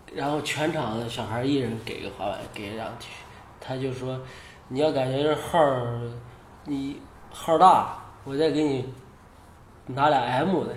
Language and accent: Chinese; China; 我是中国的